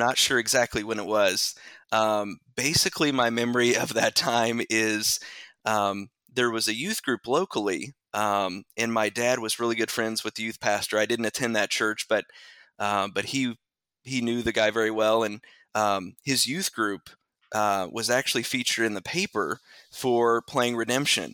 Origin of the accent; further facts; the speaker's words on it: Bedford, Indiana, United States; also born or lived in Mitchell, Indiana; So I am from Southern Indiana. Born and raised in a little town called Bedford